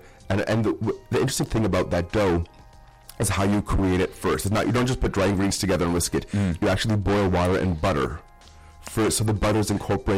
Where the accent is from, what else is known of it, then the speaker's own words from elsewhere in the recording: Iron Range, Minnesota, United States; I'm from the Iron Range